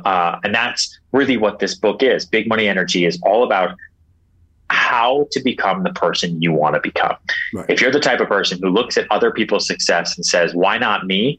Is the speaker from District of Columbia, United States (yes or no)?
no; Houston, Texas, United States; born there; now in New York, United States; I'm not from here. I was born in Houston, Texas. I grew up a little bit in Long Island outside Boston. You know, I bounced around 8 times